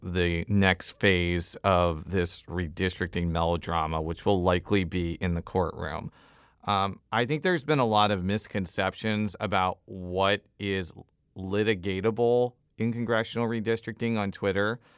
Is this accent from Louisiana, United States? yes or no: no; Illinois, United States; moved away; I'm from Illinois.